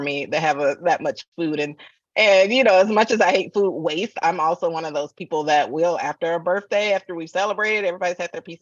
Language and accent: English; Atlanta, Georgia, United States; moved away; I'm from the South, from Atlanta originally.